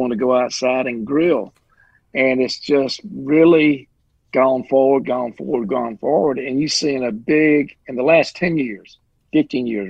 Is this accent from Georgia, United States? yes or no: yes; the South, Georgia, United States; I'm born and raised in the South. I live right here in little Georgia.